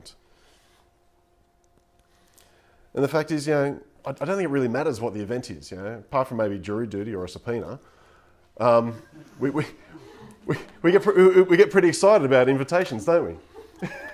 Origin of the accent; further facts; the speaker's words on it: Coffs Harbour, New South Wales, Australia; I grew up in Coffs Harbour